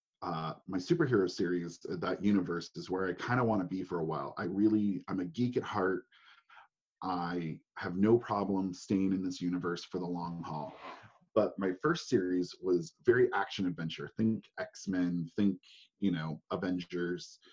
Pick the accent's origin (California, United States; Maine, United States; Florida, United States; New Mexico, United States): Maine, United States; moved away; also born or lived in Savannah, Georgia; It's very similar to what I grew up in Maine.